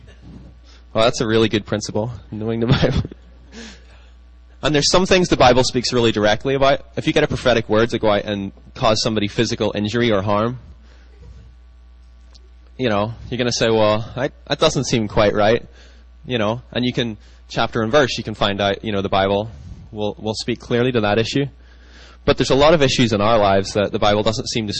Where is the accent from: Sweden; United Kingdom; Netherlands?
United Kingdom; now in United States; I grew up in Britain, and, you know, when I came to the States